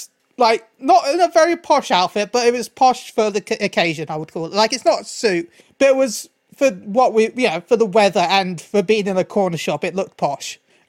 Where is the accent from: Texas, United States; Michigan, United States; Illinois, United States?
Texas, United States; Talon, look, as an American, right? I'm a Texan, right? Sorry. Look, as an American, we right? Do. I'm a Texan, right? We do sweet tea like no one else.